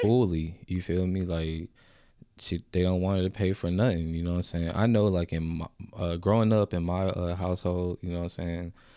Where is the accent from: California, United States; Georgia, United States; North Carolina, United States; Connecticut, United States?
Georgia, United States; Augusta; I came from Augusta. You know what I'm saying? I represented Augusta. You know what I'm saying? That's not where I was born